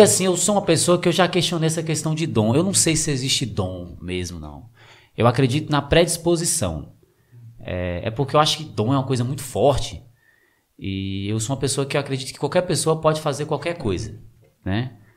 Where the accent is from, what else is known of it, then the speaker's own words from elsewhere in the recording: São Francisco, Brazil; Nasci aqui em São Francisco, criado aqui em São Francisco